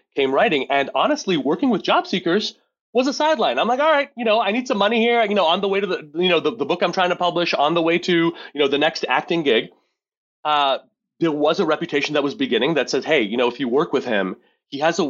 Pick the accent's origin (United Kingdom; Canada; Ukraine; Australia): Canada; Montreal, Quebec; now in Rochester, United States; I grew up in Montreal, Quebec. I live in Rochester, New York